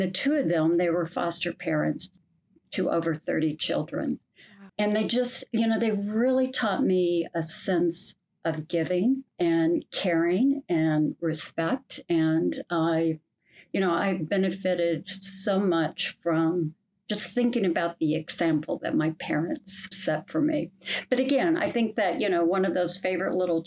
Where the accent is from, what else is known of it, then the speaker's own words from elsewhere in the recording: Kansas, United States; I grew up in Kansas